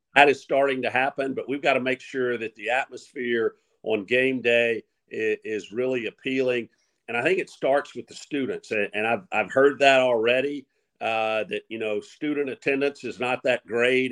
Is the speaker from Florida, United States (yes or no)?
no; Mobile, Alabama, United States; now in Monroe, United States; growing up in Mobile